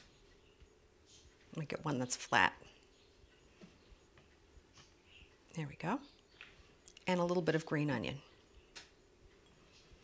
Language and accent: English; Germany; moved away; when I lived in Germany, because I was born in Germany, my mother's German